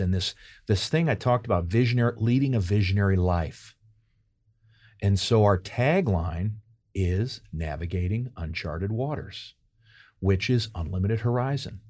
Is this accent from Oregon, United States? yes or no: no; St. Louis, Missouri, United States; moved away as an adult; also born or lived in New York; now in St. Louis, United States; I'm from Saint Louis originally.